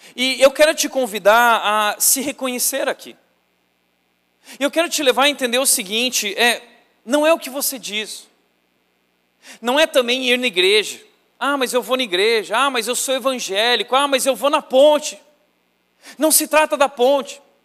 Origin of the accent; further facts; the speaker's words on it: Rio Grande do Sul, Brazil; E não existia seminário no Rio Grande do Sul, eu sou gaúcho